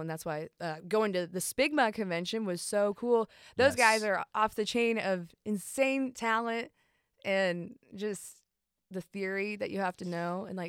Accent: Marietta, Georgia, United States; also born or lived in Chicago, United States; I was born and adopted in Chicago, Illinois, but raised, you know, outside of Atlanta, Georgia, Marietta.

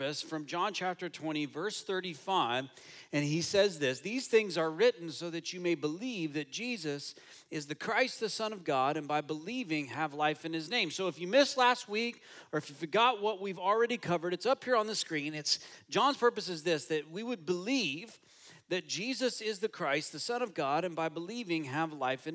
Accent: United States; now in Toronto, Canada; I'm American

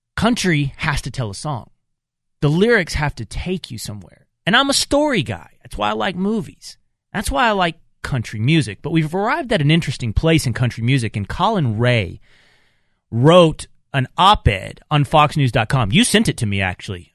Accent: Texas, United States; the music of my childhood growing up in Texas

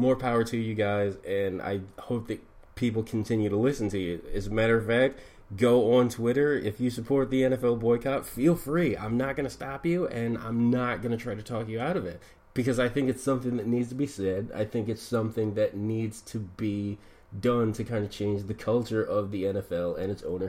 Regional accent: Philadelphia, Pennsylvania, United States; I was born and raised in Philadelphia.

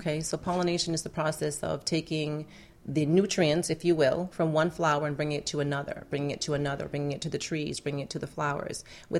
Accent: New England, United States; now in Miami, United States; New England.

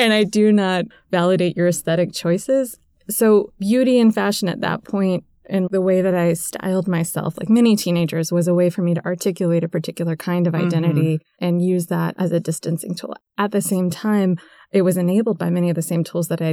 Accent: Tennessee, United States; moved away; where I grew up in Tennessee

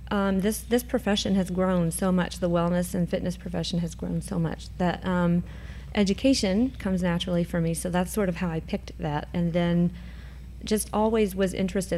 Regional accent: Cynthiana, Kentucky, United States; moved away; I am from Cynthiana, Kentucky, originally.

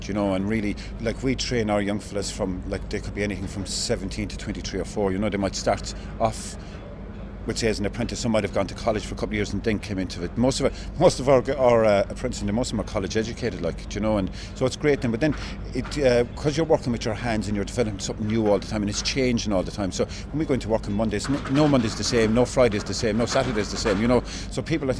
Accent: Newcastle West, Munster, Ireland; moved away as an adult; also born or lived in Australia / London; I'm from Newcastle West originally

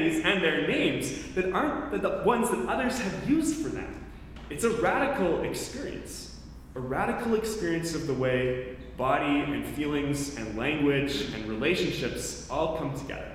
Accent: Canada; moved away as an adult; also born or lived in Chicago; I was from Canada

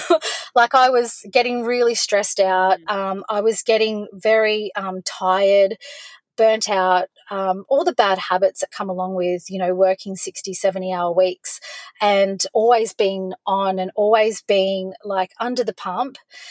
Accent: Cooktown, Queensland, Australia; also born or lived in Gold Coast / Cairns / Townsville / Brisbane; now in Victoria, Australia; I was born on the Gold Coast, but when my parents separated, we moved to Cooktown, which is far north Queensland, right up on Cape York Peninsula. And I lived up there for a while.

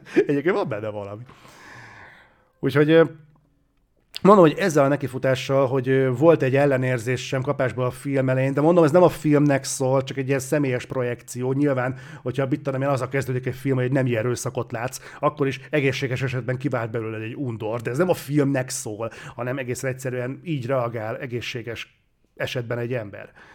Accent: Hungary; magyarok vagyunk

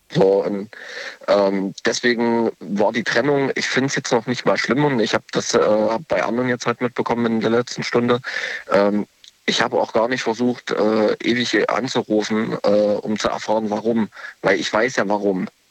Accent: Leipzig, Saxony, Germany; ich komme aus Leipzig, beziehungsweise ich bin nur gerade in Baden-Württemberg zu Besuch

